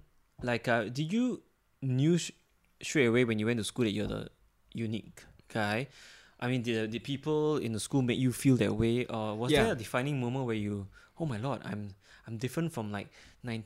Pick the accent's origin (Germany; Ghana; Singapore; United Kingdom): Singapore; Singapore, we are a small country, small island. We have a very small population.